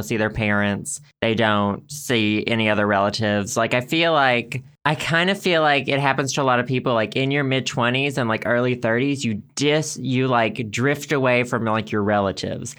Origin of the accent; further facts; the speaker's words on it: Arkansas, United States; growing up in Arkansas